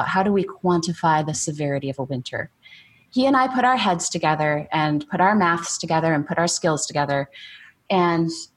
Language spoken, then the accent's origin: English; Michigan, United States; moved away as an adult; now in Oklahoma, United States; I grew up in Michigan